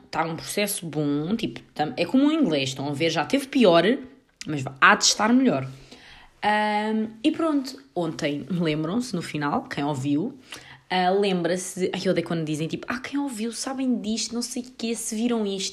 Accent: Portugal; nem sabem se eu sou inglesa ou se sou portuguesa

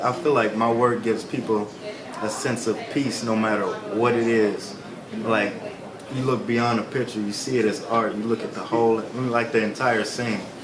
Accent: Memphis, Tennessee, United States; moved away; I'm from Memphis, Tennessee, born and raised.

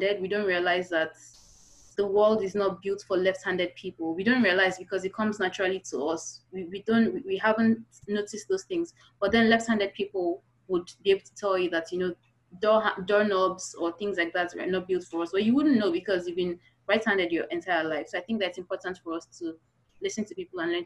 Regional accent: Kogi, Nigeria; we are an ethnic group in Kogi State

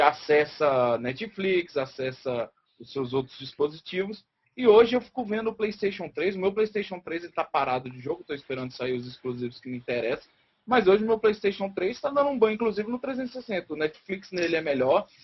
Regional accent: Brazil

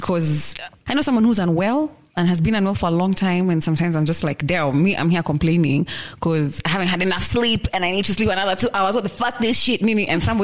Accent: Kenya; I'm so happy I was born in Kenya and in the family I was born into.

